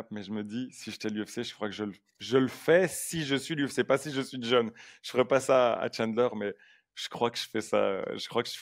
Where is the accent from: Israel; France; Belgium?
Belgium; on est belge